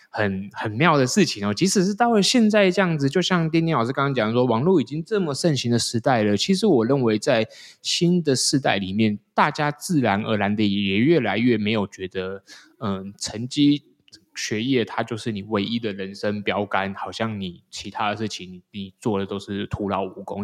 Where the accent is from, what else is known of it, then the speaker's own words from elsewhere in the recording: Taiwan; 台湾这个节骨眼已经，我应该说，我们现在是全世界出生率最低的国家嘛